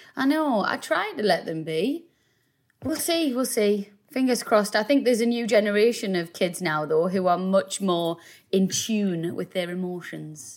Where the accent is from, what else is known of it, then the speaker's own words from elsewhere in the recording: South Shields, North East England, United Kingdom; we're both from South Shields. We both um, grew up there, obviously.